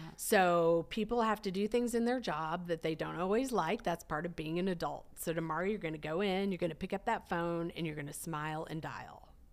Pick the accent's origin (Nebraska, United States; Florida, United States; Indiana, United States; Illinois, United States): Nebraska, United States; now in Dallas, United States; I grew up in Nebraska